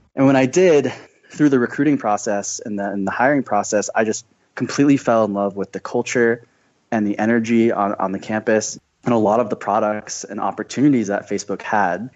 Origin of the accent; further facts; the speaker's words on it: Scottsdale, Arizona, United States; I'm from Scottsdale, Arizona